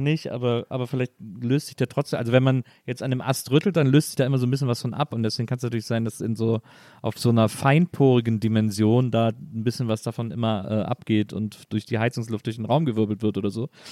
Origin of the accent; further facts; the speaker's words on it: Wesseling, North Rhine-Westphalia, Germany; Bei uns in Wesseling gab es einen Reiterhof